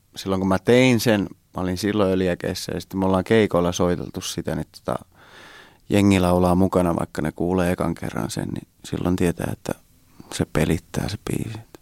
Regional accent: Hämeenkyrö, Pirkanmaa, Finland; Holmalan tie tuolla Hämeenkyrössä päin, mistä mä oon kotoisin

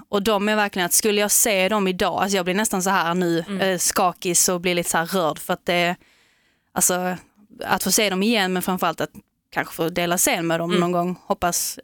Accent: Veberöd, Skåne, Sweden; när man växte upp att man inte riktigt passar in i normerna liksom som de hade i Veberöd där vi kommer ifrån från mm. början

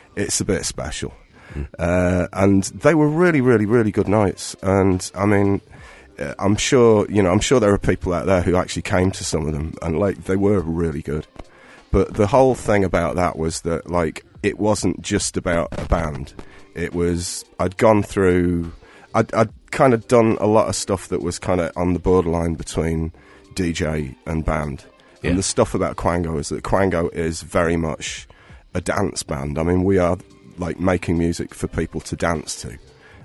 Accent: Rotherham, Yorkshire and the Humber, United Kingdom; moved away as an adult; also born or lived in Sheffield; now in Cork, Ireland; my hometown in Rotherham.

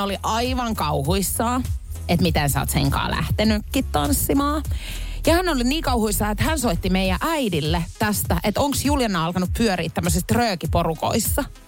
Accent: Pori, Satakunta, Finland; mä oon Porista

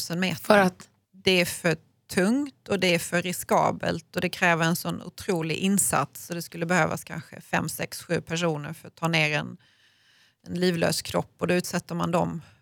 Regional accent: Malmö, Skåne, Sweden; eftersom jag kommer från Malmö

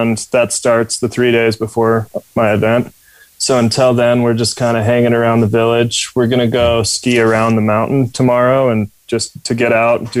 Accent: Utah, United States; accent: American; also born or lived in Cork, Ireland; I was born in Cork. My dad had a teaching job at UCC. And then when I was about two, we moved to Utah. And then that's where I grew up

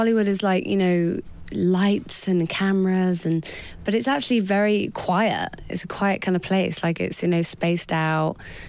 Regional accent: England, United Kingdom; I'm such an English girl through and through.

